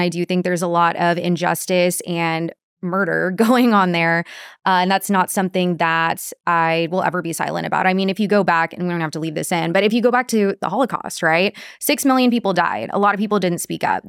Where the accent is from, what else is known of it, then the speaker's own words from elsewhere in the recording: Corpus Christi, Texas, United States; I am from Corpus